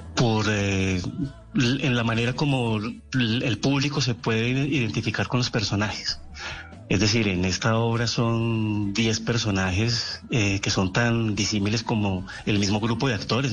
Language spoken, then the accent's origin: Spanish; Bucaramanga, Santander, Colombia; also born or lived in Cali; yo nací en Cali, sí, yo nací en Cali, pero yo a los cuatro años estaba viviendo en Bucaramanga